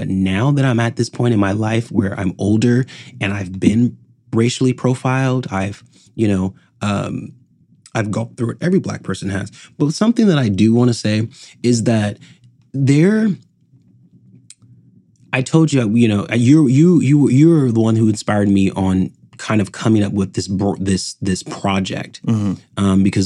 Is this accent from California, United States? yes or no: yes; Palm Desert, California, United States; I'm born and raised in Palm Desert